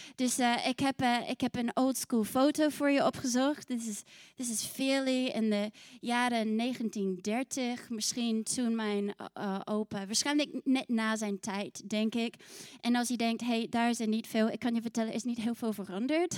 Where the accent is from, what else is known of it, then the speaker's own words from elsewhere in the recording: New Zealand; also born or lived in Scotland (ancestry); now in Netherlands; ik kom uit Nieuw-Zeeland